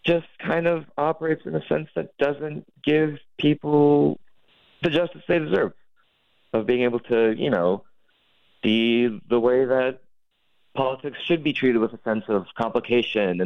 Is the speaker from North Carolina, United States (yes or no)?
no; North Dakota, United States; my home state of North Dakota